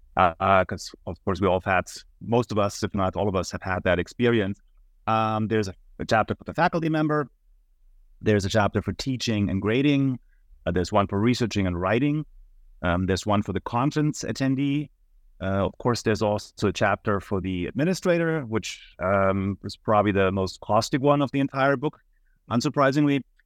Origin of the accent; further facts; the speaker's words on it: Munich, Bavaria, Germany; moved away as an adult; now in United States; I'm originally from Munich, Germany, and that's also where I attended the university yeah, for eight semesters